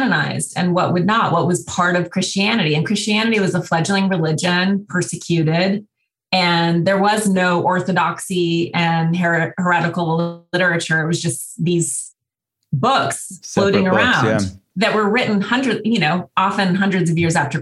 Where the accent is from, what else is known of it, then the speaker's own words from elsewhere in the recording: Montana, United States; I grew up in Montana.